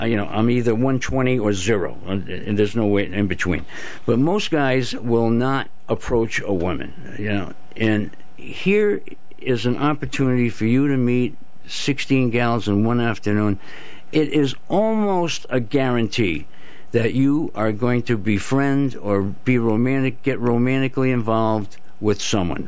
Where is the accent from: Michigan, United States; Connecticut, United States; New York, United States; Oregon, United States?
Connecticut, United States; Groton; I grew up in Groton, and uh, now it's the city, but uh, when I grew up, it was called the borough